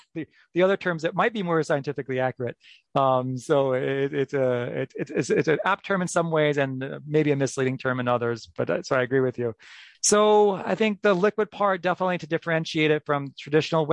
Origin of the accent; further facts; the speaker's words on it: New York, United States; moved away as an adult; now in Minneapolis, United States; I'm from New York, where I trained at Memorial Sloan Kettering Cancer Center